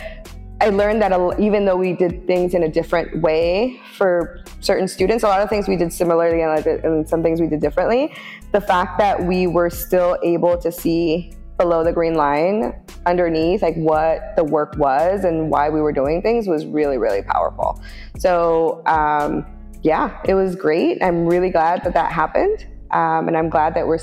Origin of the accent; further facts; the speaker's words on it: Oakland, California, United States; I am born and raised in Oakland